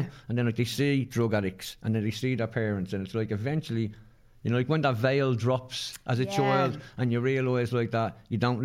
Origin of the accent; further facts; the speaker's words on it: Dublin, Leinster, Ireland; We're from the Liberties. We're from a rebel area